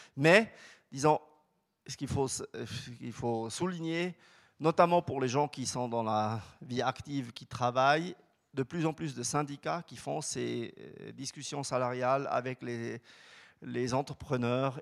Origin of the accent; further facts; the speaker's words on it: Switzerland; chez nous en Suisse